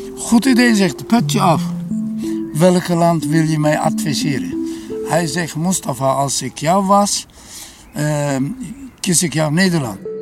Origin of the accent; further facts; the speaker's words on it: Konya, Turkey; Dutch is a second language; moved away as an adult; also born or lived in Utrecht; now in Netherlands; daar waar ik vandaan kwam, heet Konya